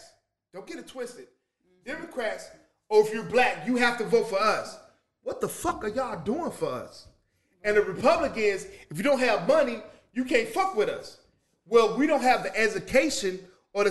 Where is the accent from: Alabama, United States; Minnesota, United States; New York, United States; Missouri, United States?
Missouri, United States; St. Louis; I'm from St. Louis